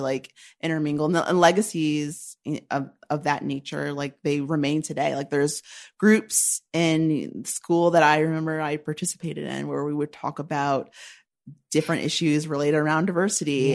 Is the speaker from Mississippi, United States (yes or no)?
no; Shaker Heights, Ohio, United States; moved away as an adult; now in New York, United States; I'm from Shaker Heights, Ohio